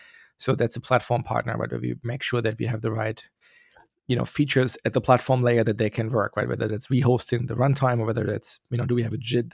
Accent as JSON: {"language": "English", "country": "Germany", "said": "Yes, I'm originally from Germany, yeah."}